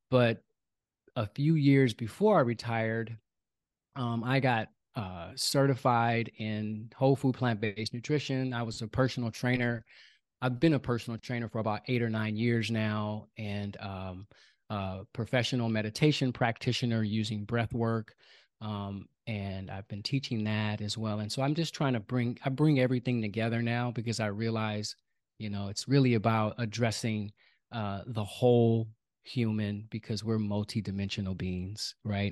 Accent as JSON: {"language": "English", "town": "Oakland", "region": "California", "country": "United States", "tie": "born or raised there", "said": "I was born and raised in Oakland, California."}